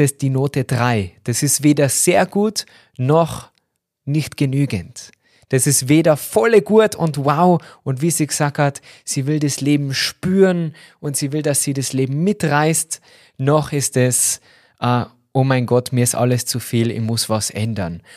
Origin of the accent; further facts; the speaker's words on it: Austria; bei uns in Österreich